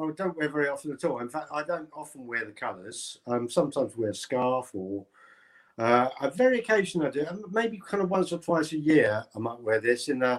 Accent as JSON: {"language": "English", "region": "London", "country": "United Kingdom", "tie": "born there", "said": "I suppose I'm an Arsenal supporter because I was born in North London."}